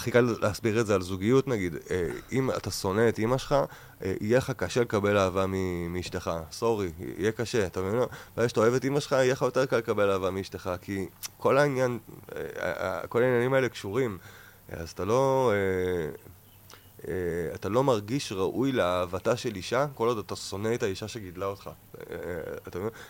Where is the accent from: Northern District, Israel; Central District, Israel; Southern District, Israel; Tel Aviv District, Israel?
Northern District, Israel; Ayelet HaShahar; born there; קודם כל עברתי לגור באיילת השחר, קיבוץ שנולדתי בו, וגרתי על סבא שלי